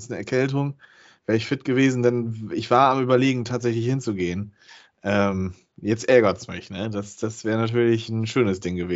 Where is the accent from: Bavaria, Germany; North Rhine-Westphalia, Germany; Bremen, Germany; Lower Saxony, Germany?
Bremen, Germany; Mit last minute kenne ich mich ja als Bremer diese Saison ja schon so ein bisschen aus.